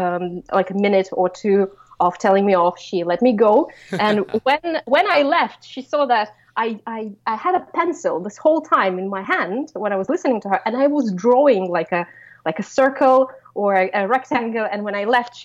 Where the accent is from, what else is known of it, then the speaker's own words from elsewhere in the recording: Russia; we grew up in Russia, so it was the 90s